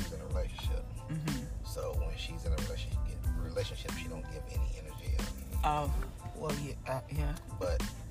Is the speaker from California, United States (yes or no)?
no; Waco, Texas, United States; now in Dallas, United States; Well, I'm from Waco, Texas. That's where I'm originally from. I moved here to Dallas, Texas